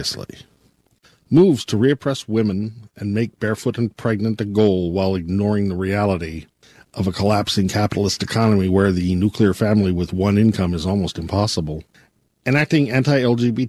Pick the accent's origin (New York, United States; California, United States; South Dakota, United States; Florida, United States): California, United States; as a Californian